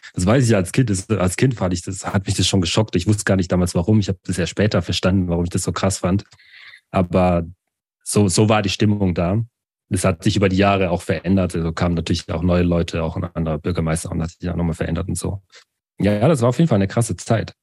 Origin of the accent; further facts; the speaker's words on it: Baden-Württemberg, Germany; also born or lived in Douala, Cameroon; Mit vier Jahren bin ich nach Deutschland gekommen und dann eben in dieses Dorf hinein